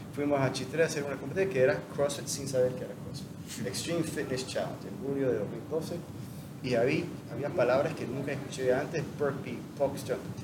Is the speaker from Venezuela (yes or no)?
no; United States; moved away as an adult; now in Panama; soy gringo